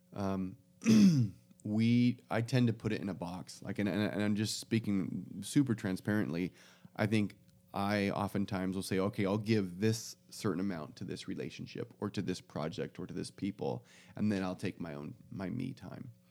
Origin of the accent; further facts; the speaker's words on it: United States; we as an American culture